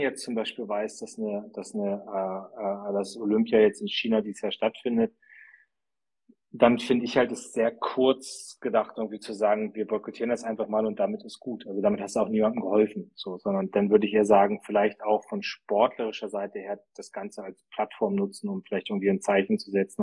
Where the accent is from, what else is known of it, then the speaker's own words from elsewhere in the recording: Germany; wir als Deutsche